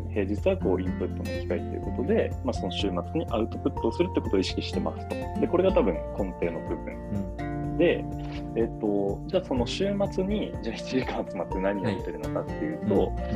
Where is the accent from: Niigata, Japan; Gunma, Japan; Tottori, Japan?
Tottori, Japan; moved away as an adult; also born or lived in Shimane; now in Tokyo, Japan; 僕はあの出身鳥取